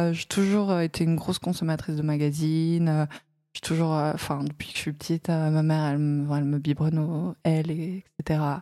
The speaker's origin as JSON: {"language": "French", "town": "Paris", "region": "Île-de-France", "country": "France", "tie": "born or raised there", "said": "euh, je viens de Paris, je suis née à Paris. Euh, j'ai 25 ans"}